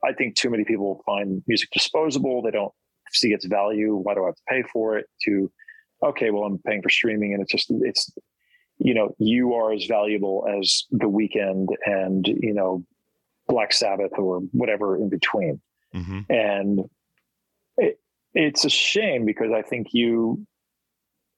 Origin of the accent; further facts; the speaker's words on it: New Jersey, United States; I grew up in New Jersey